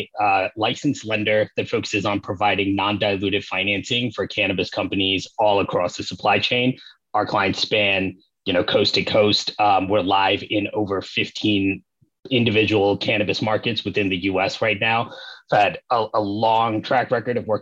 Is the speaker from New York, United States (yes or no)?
yes; New York, United States; moved away as an adult; now in Los Angeles, United States; I am originally from New York, lifelong New Yorker